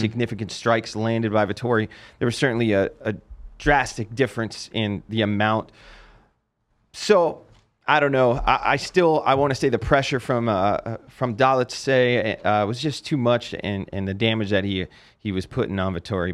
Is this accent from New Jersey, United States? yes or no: yes; New Jersey, United States; now in Las Vegas, United States; growing up in New Jersey